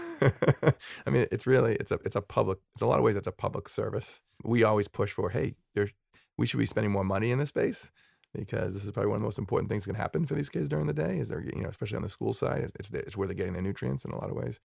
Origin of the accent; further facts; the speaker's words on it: Sharon, Massachusetts, United States; I grew up in Sharon